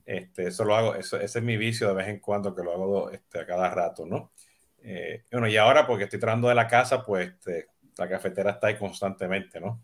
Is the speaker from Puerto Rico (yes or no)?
yes; Puerto Rico; now in Miami, United States; siendo boricua